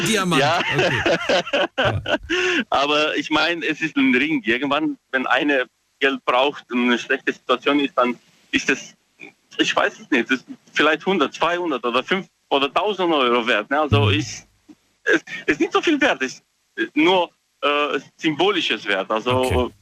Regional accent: Romania; moved away; Ich komme ursprünglich aus Rumänien

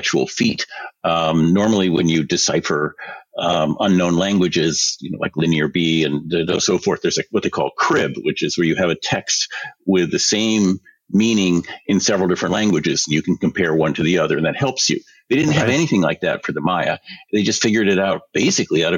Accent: Pacific Northwest, United States; growing up in the Pacific Northwest

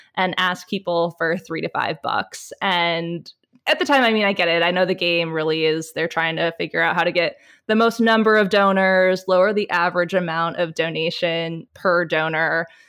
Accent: Michigan, United States; moved away; coming from Michigan

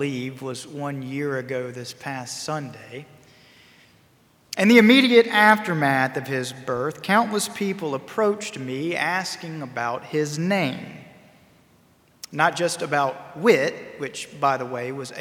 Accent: High Point, North Carolina, United States; my hometown of High Point, North Carolina

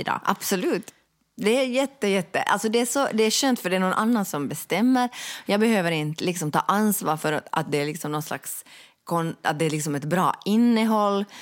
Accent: Finland; vi de facto är en diskriminerad folkgrupp

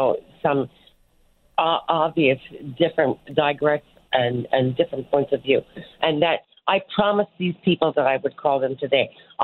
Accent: Newfoundland and Labrador, Canada; I'm being the Newfoundlander, being the kind of people that we are

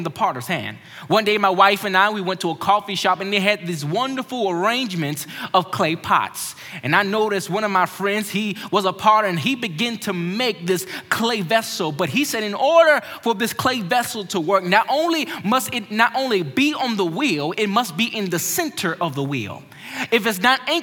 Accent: Maryland, United States; growing up in Maryland, my family

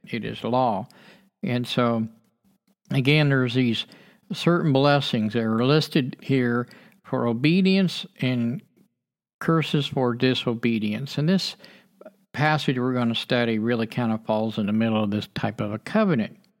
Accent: United States; as a child growing up in America

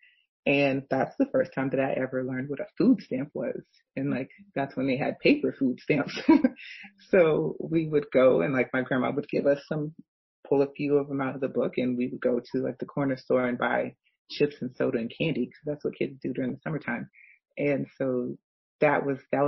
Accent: United States; I'm African American

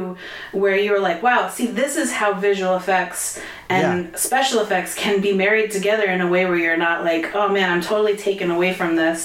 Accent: Connecticut, United States; also born or lived in New York City; now in Los Angeles, United States; I'm from Connecticut. I lived in New York City for 10 years and then came out to LA somewhere around 2008-ish.

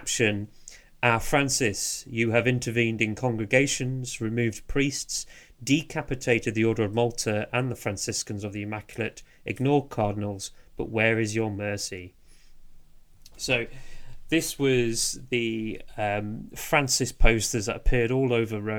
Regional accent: England, United Kingdom; we're very English

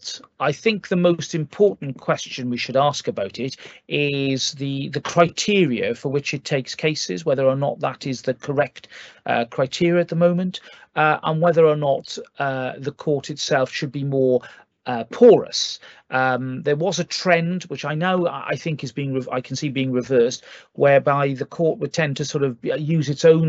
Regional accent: Wales, United Kingdom; as a Welshman

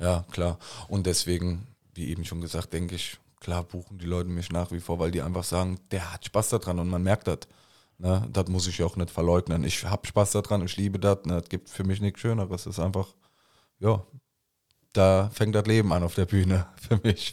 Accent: Koblenz, Rhineland-Palatinate, Germany; accent: Koblenzer Platt; Unsere ganze Familie ist hier aufgewachsen

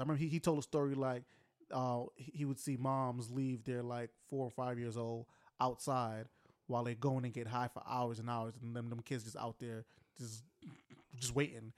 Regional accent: United States; as American society

